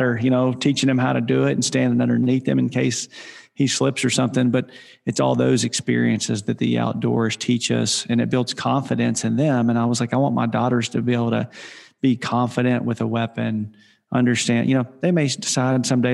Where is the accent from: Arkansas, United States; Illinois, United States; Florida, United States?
Arkansas, United States; I grew up in Arkansas